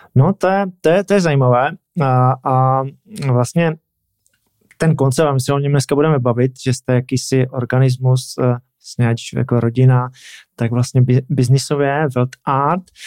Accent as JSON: {"language": "Czech", "country": "Czechia", "said": "jsem taky Čech"}